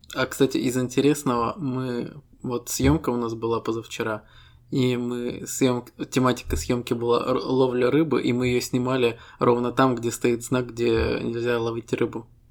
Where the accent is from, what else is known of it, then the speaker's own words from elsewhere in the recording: Estonia; Мы ребята из Эстонии